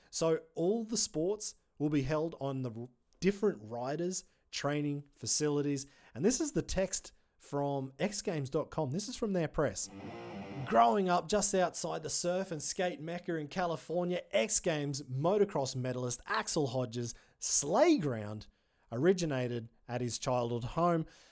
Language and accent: English; Australia; I'm an Aussie